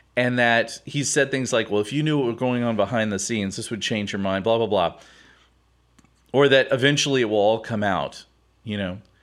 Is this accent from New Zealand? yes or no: no; Houston, Texas, United States; I grew up here in Houston